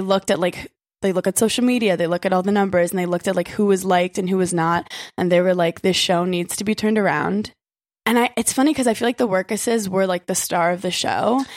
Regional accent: New York City, New York, United States; I am a native New Yorker

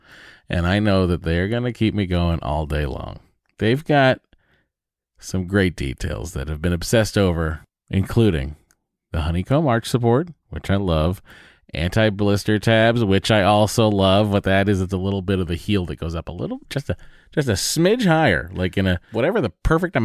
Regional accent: Lowell, Massachusetts, United States; moved away; I'm from Lowell.

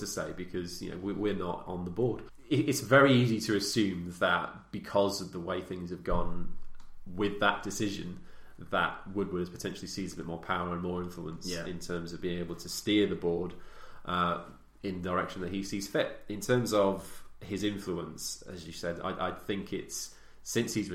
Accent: Wales, United Kingdom; I'm Welsh

